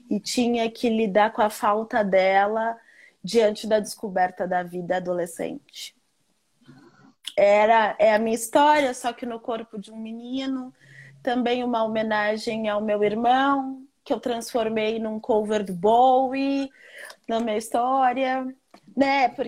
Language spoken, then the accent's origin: Portuguese; Rio de Janeiro, Brazil; now in New York, United States; eu saí do Rio de Janeiro, onde eu me sentia um corpo estranho, e fui para um lugar em que eu olhei para o lado e falei: Nossa, aqui dá para eu ser eu.